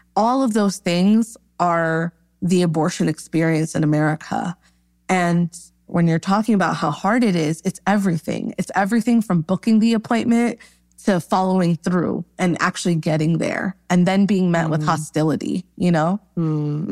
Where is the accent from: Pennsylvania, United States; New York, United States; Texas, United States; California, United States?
New York, United States; Born and raised in New York